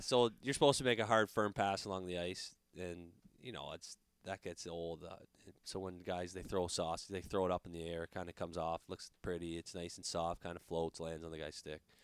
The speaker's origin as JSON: {"language": "English", "country": "Canada", "moved": "yes", "lives_now": "United States"}